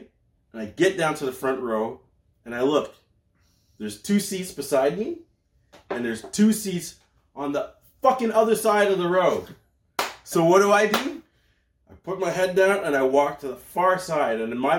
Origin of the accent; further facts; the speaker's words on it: Canada; I'm Canadian / Grenadian.